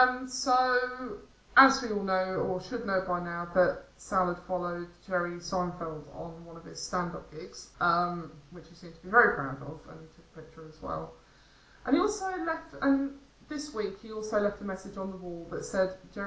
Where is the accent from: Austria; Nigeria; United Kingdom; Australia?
United Kingdom; the North of England; now in South of England, United Kingdom; I am actually a Northerner, but I live in the South. I was born up there.